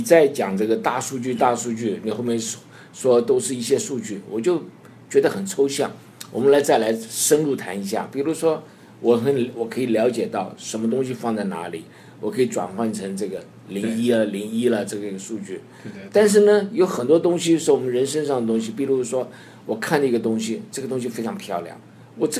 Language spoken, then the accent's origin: Chinese; China; 我还另外想到一个，我们中国人很喜欢算命